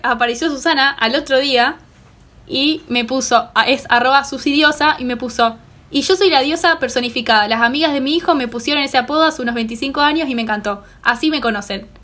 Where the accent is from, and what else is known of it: Rosario, Santa Fe, Argentina; born or raised there